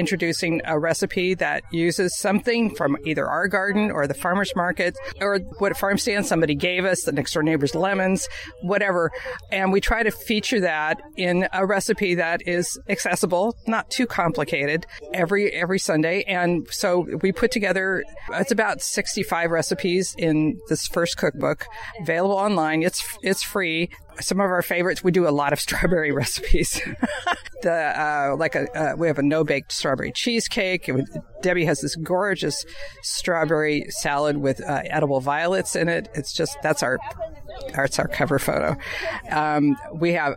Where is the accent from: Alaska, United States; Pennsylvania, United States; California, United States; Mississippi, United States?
California, United States; Stockton; I grew up in Stockton, which is the asparagus capital of the world.